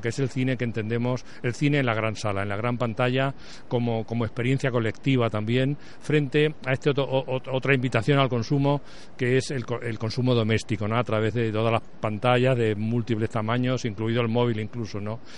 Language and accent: Spanish; Spain; also born or lived in Madrid; vivíamos en un pueblo como, muchos españoles de esa época